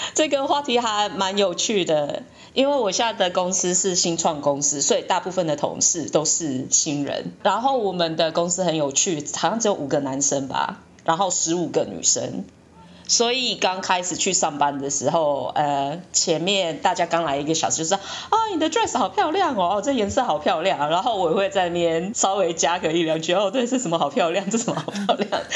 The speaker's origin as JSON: {"language": "Chinese", "country": "Taiwan", "moved": "as an adult", "said": "我从台湾来啊，然后我最近刚从学术界转到业界啊"}